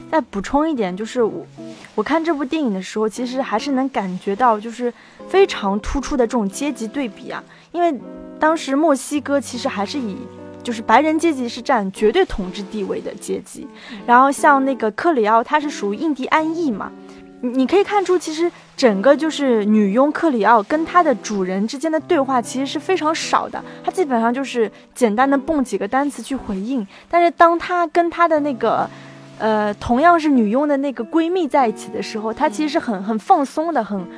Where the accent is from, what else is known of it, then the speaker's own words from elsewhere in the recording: China; 我们中国人是讲前世今生的